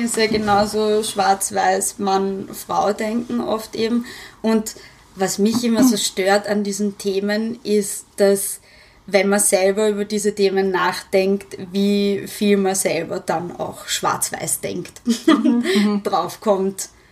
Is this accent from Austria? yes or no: yes; Vienna, Austria; Ich bin ja Wienerin